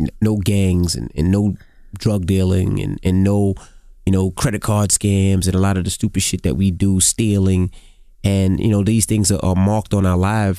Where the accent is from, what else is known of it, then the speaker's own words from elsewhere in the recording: New York City, New York, United States; I'm from Queens